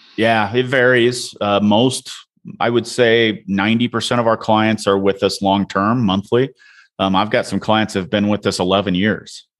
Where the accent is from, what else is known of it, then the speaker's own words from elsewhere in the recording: Illinois, United States; I'm from the Midwest. I'm originally from Illinois, a town of five hundred people